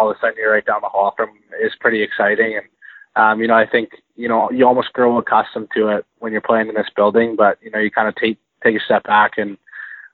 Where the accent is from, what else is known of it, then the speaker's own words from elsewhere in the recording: Airdrie, Alberta, Canada; also born or lived in Kelowna, British Columbia / Calgary, Alberta; now in Edmonton, Canada; so I'm from Airdrie, Alberta. I grew up there until I was about 13, summer of 13